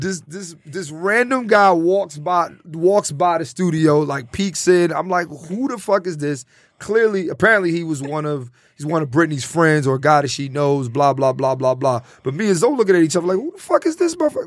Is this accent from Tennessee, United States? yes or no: no; Philadelphia, Pennsylvania, United States; I'm from Philly